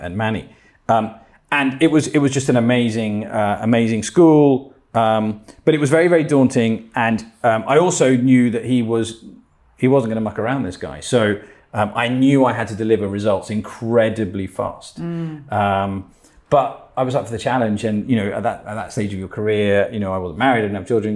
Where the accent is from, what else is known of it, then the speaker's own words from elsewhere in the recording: Spain; moved away; also born or lived in Menorca / England; I'm Spanish. I was born in Menorca. Um, I grew up in Spain, but um, from an English mum and a Spanish father